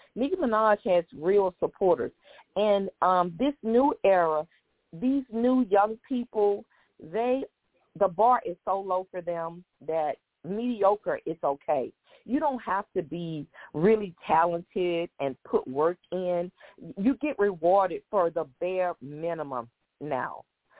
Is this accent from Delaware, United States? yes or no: no; Houston, Texas, United States; And I'm from Houston, and I support Megan.